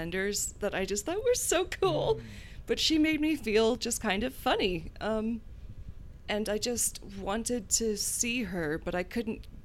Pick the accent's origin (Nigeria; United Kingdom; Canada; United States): United States; Gloucester, Virginia; I grew up in Virginia in a rural, tiny little fishing village called Gloucester, technically Guinea